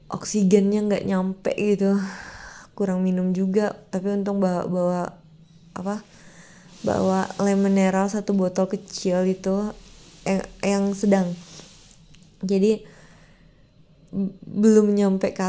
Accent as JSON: {"language": "Indonesian", "town": "Pekanbaru", "region": "Riau", "country": "Indonesia", "said": "saya sebagai warga Pekanbaru Riau Medan Sumatera Utara itu kan tetanggaan kan"}